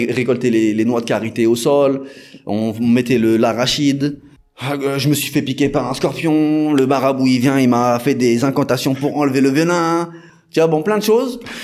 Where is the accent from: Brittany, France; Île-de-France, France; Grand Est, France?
Île-de-France, France; Paris region; moved away as an adult; now in Senegal; je suis originaire de France, je suis né en France, mm. dans la région parisienne